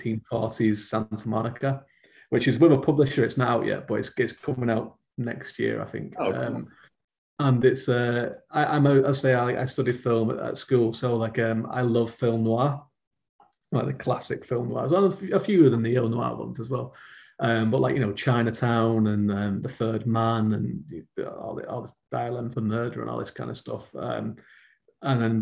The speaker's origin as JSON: {"language": "English", "area": "around Manchester", "region": "North West England", "country": "United Kingdom", "tie": "born or raised there", "said": "I grew up in England, so like as in the northwest of England, which is just around Manchester"}